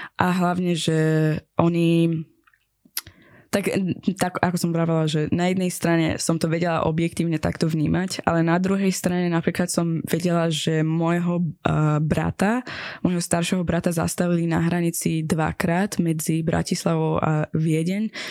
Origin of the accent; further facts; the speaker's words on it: Iran; Slovak is a second language; now in Slovakia; som z Iránu a čo to znamená pre mňa byť z takej akože, krajiny